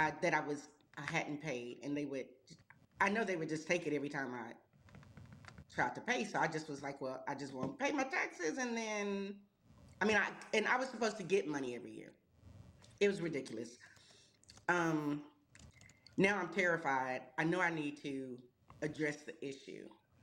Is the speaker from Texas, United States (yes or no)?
yes; Texas, United States; I'm from Texas.